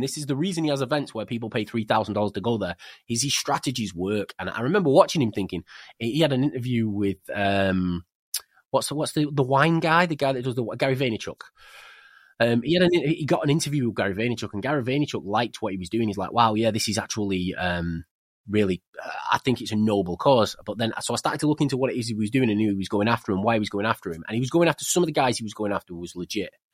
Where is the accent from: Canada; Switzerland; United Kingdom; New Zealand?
United Kingdom; England; also born or lived in Spain; I'm English